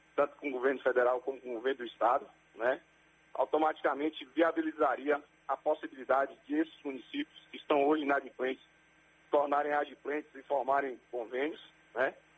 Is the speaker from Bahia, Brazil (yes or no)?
yes; Belo Campo, Bahia, Brazil; Eu nasci em Belo Campo mesmo, eu sou formado em administração